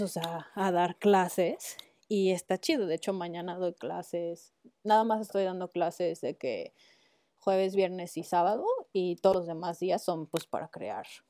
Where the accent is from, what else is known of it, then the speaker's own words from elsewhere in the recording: Mexico; moved away; soy mexicana